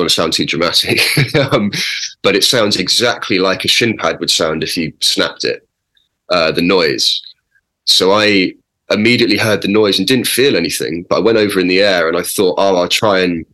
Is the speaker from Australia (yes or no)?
no; Oxford, South East England, United Kingdom; I grew up in Oxford and playing for Oxford